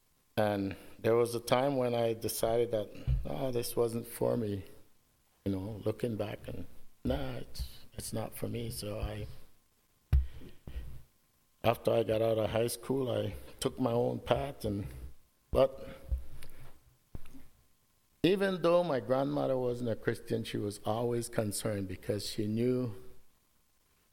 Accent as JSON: {"language": "English", "country": "Belize", "tie": "born or raised there", "moved": "yes", "said": "I grew up with my grandmother. I grew up in Belize."}